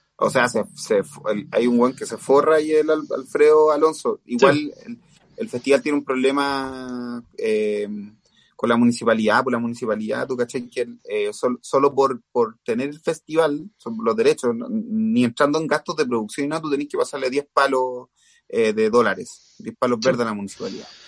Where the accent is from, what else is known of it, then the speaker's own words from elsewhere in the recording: Chile; nosotros como, como el chileno es chaquetero y quiere todo regalado